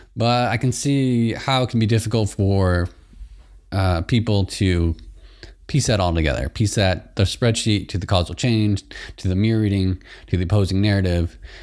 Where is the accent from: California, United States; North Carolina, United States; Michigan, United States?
Michigan, United States; I'm from Michigan as well. So I grew up from next to Canada. Right across, uh, right across the river, Saint Clair River